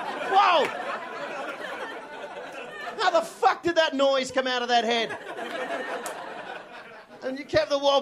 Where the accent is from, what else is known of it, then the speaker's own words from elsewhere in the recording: Australia; I'm Australian